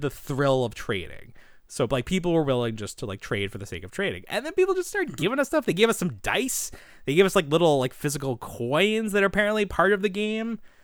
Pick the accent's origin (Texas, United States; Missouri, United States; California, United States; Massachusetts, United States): Massachusetts, United States; Boston; I'm from Boston